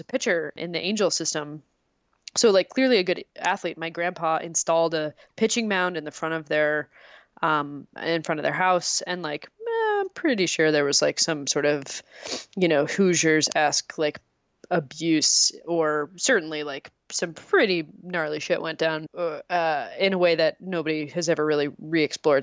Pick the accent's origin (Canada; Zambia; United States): Canada; I am from Canada